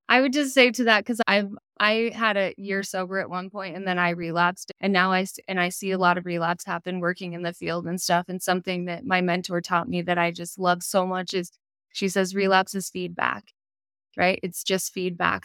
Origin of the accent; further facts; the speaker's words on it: Utah, United States; I'm from Utah